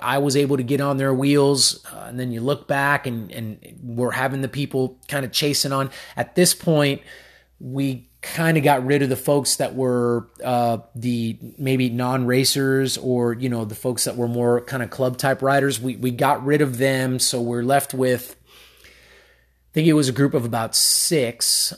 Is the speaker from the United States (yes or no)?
yes; United States; I was born in the United States, but my mom is Cuban and my dad's Colombian, so I am of Hispanic descent